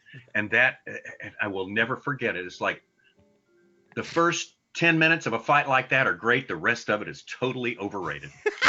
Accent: Arkansas, United States; Grew up in a town of 11,000 people.

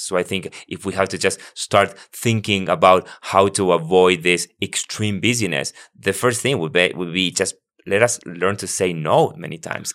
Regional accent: Buenos Aires, Argentina; now in United States; I was born and raised in Argentina, and I once, I, I, I, I'm from Buenos Aires, the capital

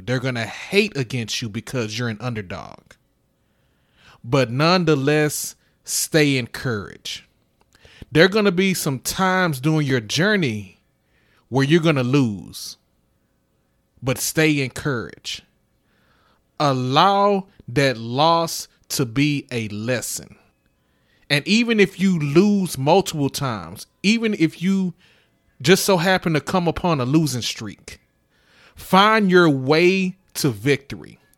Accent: Houston, Texas, United States; I'm from Houston

